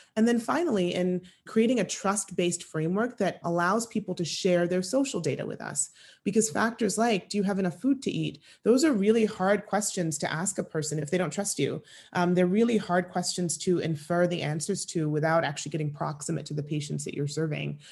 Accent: Kenya; moved away; I grew up in East Africa, in Kenya

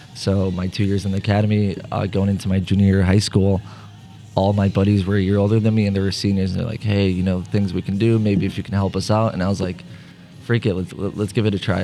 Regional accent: St. Louis, Missouri, United States; also born or lived in Bosnia and Herzegovina; My family moved here in 2001.

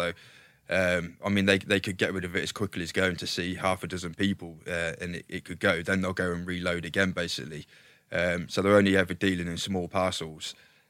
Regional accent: Leamington Spa, West Midlands, United Kingdom; So I was born in Leamington Spa, a little village called Weston under Weatherley. So we were country lads.

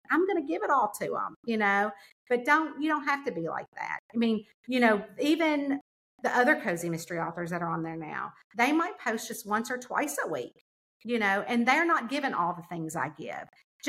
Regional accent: the South, United States; I'm from the South. We feel like when you come in, we have got an Entenmann's cake waiting on the table for you, a pot of coffee.

